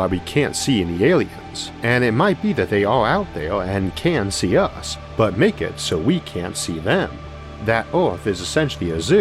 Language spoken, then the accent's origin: English; Geneva, Ohio, United States; wines we make up in my hometown of Geneva